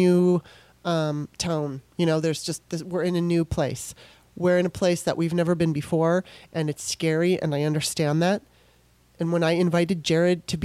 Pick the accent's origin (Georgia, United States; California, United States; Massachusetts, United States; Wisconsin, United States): California, United States; moved away as an adult; also born or lived in Maryland; My mom and dad split up when I was 3. We're originally from Maryland. And so she moved me, you know, my mom moved us out to California